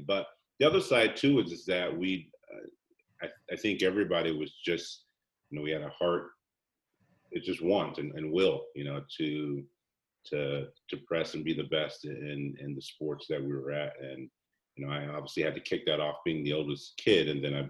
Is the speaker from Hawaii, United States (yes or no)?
yes; Hawaii, United States; born there; also born or lived in Germany / Seattle, United States; I was born in Hawaii, and so I lived in Hawaii 4 years. He was in the Army, and then 4.5 years later, we moved to Germany.